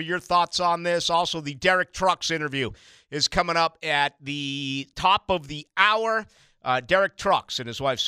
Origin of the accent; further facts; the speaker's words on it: Boston, Massachusetts, United States; now in Jacksonville, United States; from my hometown of Boston.